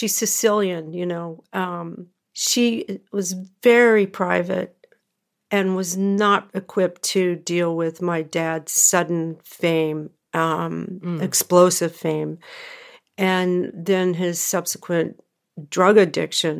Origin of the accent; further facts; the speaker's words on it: California, United States; also born or lived in Memphis, Tennessee; we moved to California when I was 3 from Memphis